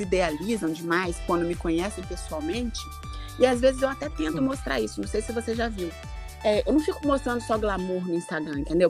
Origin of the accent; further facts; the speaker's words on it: Colatina, Espírito Santo, Brazil; saí lá de Colatina